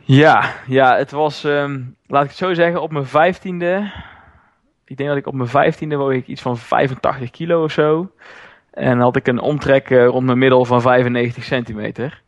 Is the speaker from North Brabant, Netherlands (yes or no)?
yes; Roosendaal, North Brabant, Netherlands; Ik kom uit Roosendaal, ben daar eigenaar van een CrossFit Zuid